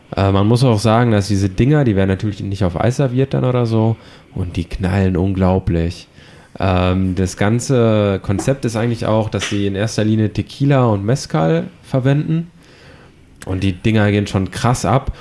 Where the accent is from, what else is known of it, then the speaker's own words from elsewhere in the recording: Düsseldorf, North Rhine-Westphalia, Germany; now in Hamburg, Germany; Ich komme aus Düsseldorf.